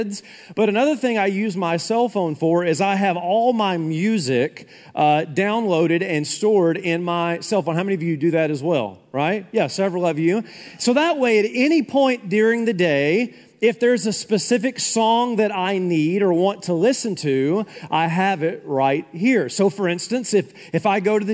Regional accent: Tennessee, United States; moved away; I'm from the South

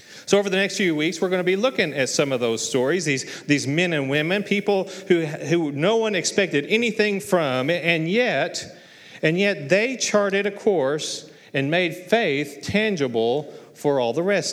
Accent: Muleshoe, Texas, United States; I was raised in Muleshoe.

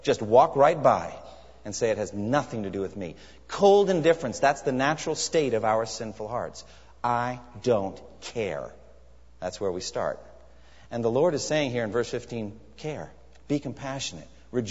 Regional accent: United States; also born or lived in Japan; as an American.

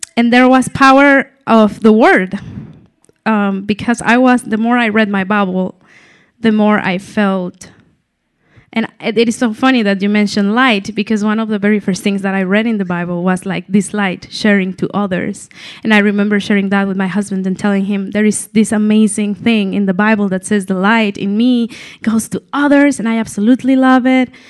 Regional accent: Mexico City, Mexico; moved away as an adult; I'm from Mexico City. I've been living here just for six years. I moved here for my husband, Paul

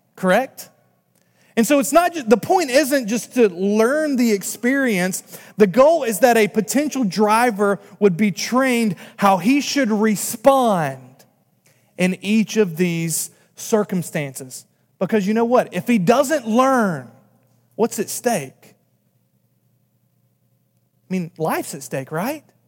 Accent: North Carolina, United States; moved away as an adult; now in Massachusetts, United States; I'm from North Carolina

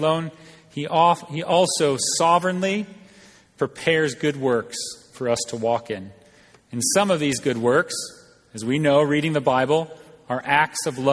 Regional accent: United States; moved away; as American, but coming from the outside

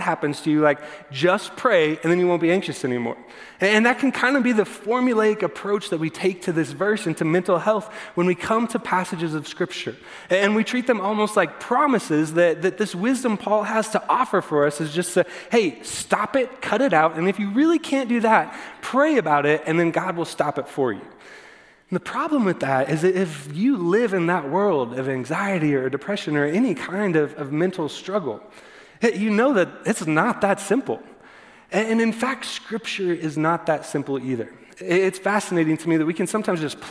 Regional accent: Texas, United States; growing up in the church, and I grew up in Texas church particularly

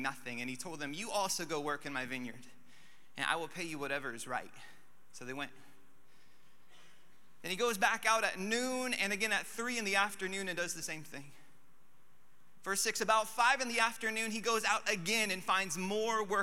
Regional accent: Alaska, United States; moved away; I'm from Alaska

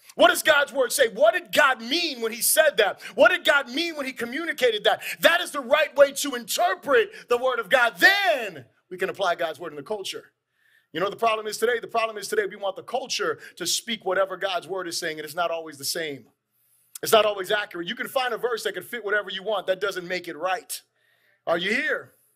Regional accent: Florida, United States; We're obviously from Florida

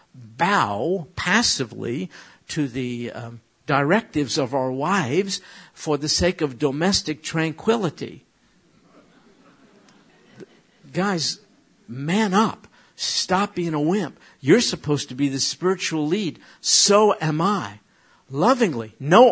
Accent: United States; as an American

